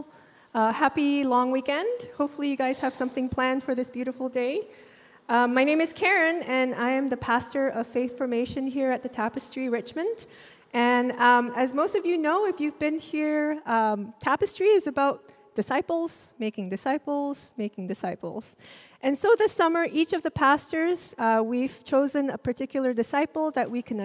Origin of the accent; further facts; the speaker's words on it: Singapore; also born or lived in Jakarta, Indonesia; And when I was four, we moved to Singapore. My parents enrolled me in a Chinese school